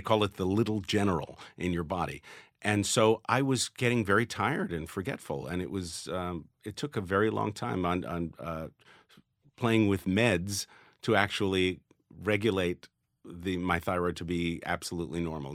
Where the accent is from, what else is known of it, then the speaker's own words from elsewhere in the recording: New York, United States; growing up in New York with the odd couple going on